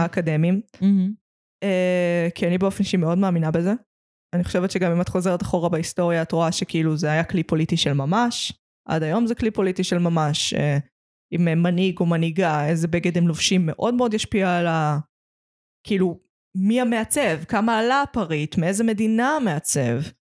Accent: Petah Tikva, Central District, Israel; פתח תקווה זה לא פריפריה, אבל במקום שאני גדלתי בו, שאני לא גרה בו עכשיו

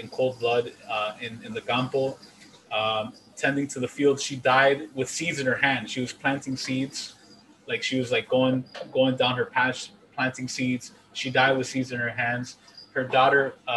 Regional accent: Honduras; moved away

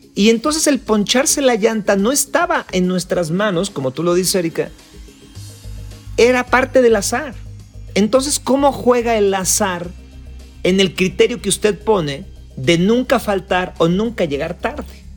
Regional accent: Mexico; somos latinos, somos mexicanos

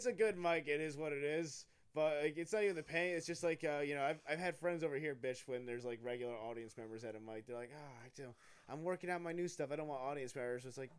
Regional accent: Middletown, New Jersey, United States; moved away as an adult; also born or lived in Asbury Park, New Jersey; I liked when I left my hometown because I'm like, oh, I'm in a place where I don't fucking know anyone. Because I'm from Middletown, so when I moved to Asbury Park

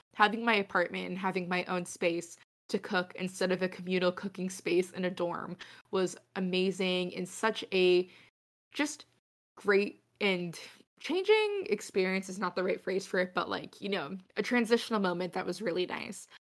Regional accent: New England, United States; having spent twenty years living in New England

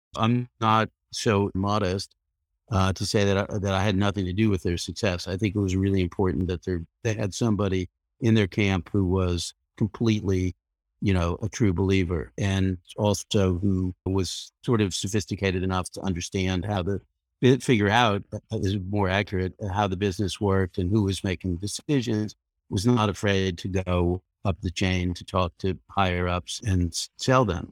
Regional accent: Leonia, New Jersey, United States; also born or lived in Brooklyn, New York; I was born in Brooklyn, but I grew up in a nearby New Jersey suburb called Leonia

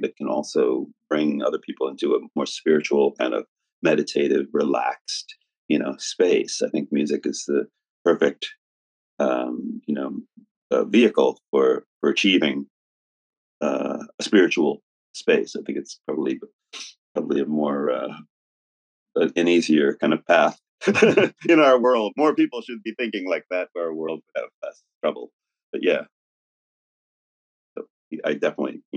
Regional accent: New York City, New York, United States; New York is my hometown

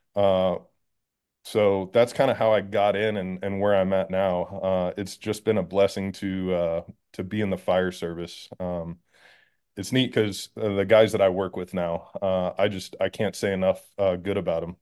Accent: Schertz, Texas, United States; moved away as an adult; also born or lived in Tennessee; I'm from Texas. I was born in Texas

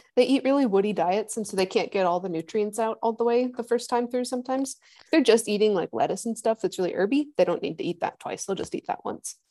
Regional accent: Midwest, United States; moved away as an adult; also born or lived in Rocky Mountains (PhD); I grew up in the Midwest, which is like flat corn land

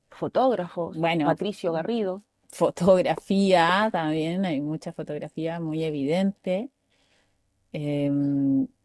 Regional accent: Santiago, Chile; born there; eh, no, yo nací en Santiago.

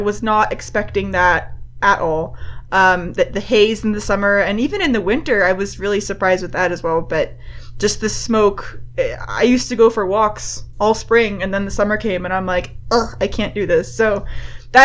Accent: Enfield, Connecticut, United States; moved away as an adult; now in Utah, United States; So I'm from a town called Enfield, Connecticut. So I'm an East Coast girl, born and raised there.

